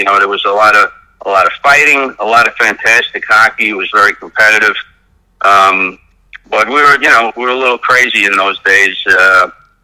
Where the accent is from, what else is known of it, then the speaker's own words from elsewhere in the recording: New York City, New York, United States; I grew up here in Brooklyn playing roller hockey mostly during the late 1960s, early 1970s